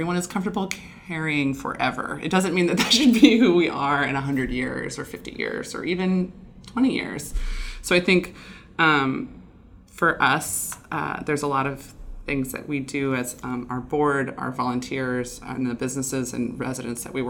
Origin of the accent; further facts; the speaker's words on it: Illinois, United States; moved away as an adult; now in Bellingham, United States; I'm from Illinois and moved here about 11 years ago